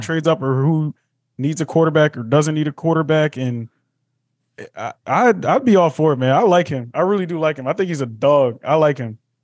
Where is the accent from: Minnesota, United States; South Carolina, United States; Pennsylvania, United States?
Pennsylvania, United States; Philadelphia; moved away as an adult; now in Brooklyn, United States; growing up in Philly